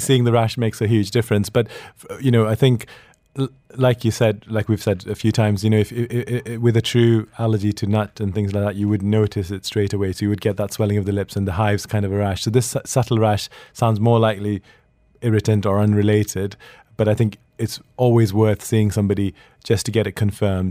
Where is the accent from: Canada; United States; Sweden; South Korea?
Sweden; moved away; I grew up in Sweden